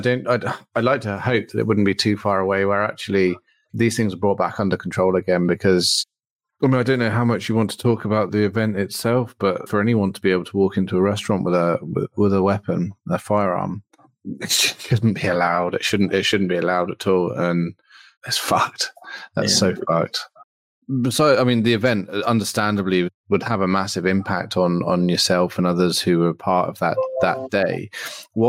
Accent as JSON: {"language": "English", "country": "United Kingdom", "said": "being British"}